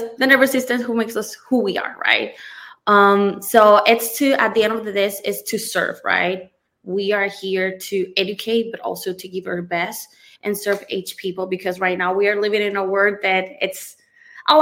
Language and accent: English; Puerto Rico; moved away as an adult; also born or lived in Georgia, United States; now in Davie, United States; I'm from Puerto Rico. I studied chemistry in Puerto Rico, my bachelor degree